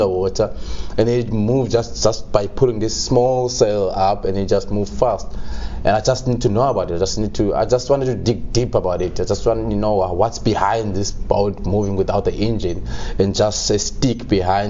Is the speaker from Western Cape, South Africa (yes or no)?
no; Qumbu, Eastern Cape, South Africa; moved away; I was born in Qumbu, near Mthatha.